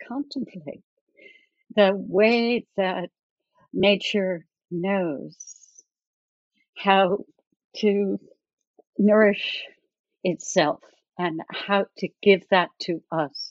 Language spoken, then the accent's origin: English; New Jersey, United States; I grew up in New Jersey